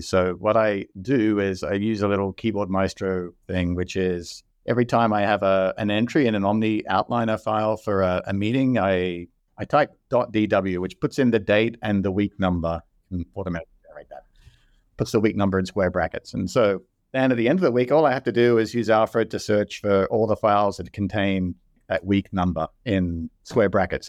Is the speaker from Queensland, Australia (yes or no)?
no; Sydney, New South Wales, Australia; moved away as an adult; also born or lived in Seattle / Dublin, Ireland; now in Austin, United States; I grew up in Sydney, Australia. I moved to the U S in twenty fourteen.